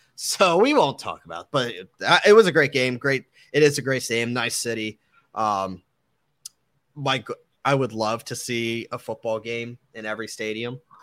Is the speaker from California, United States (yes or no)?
no; Pennsylvania, United States; growing up in Pennsylvania